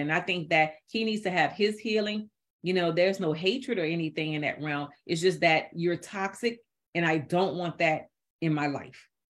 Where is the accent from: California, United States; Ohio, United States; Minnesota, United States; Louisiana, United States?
Louisiana, United States; New Orleans; I'm from New Orleans, Louisiana, and I grew up, yeah, part of my life is in the project